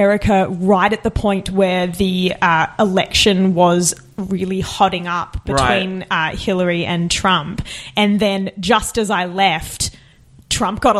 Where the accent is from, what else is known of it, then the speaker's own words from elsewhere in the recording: Bowen Mountain, New South Wales, Australia; Out in a place called Bowen Mountain, which is near the Blue Mountains, sort of Bilpin, Hawkesbury side right. of the Blue Mountains